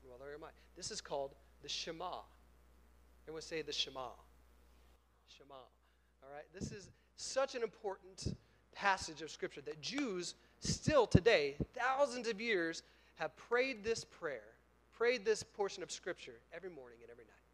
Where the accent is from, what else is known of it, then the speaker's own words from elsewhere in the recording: Oklahoma, United States; I'm from Oklahoma.